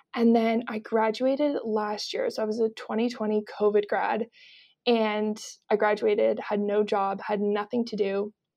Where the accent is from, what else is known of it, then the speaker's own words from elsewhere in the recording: Kelowna, British Columbia, Canada; moved away as an adult; now in Toronto, Canada; I grew up in Kelowna, B C, and then I've lived in Toronto for the last year and a half